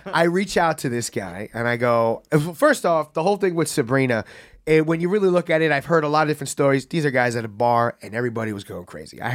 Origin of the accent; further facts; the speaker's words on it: New York City, New York, United States; I'm, like, a happy gay kid from the Bronx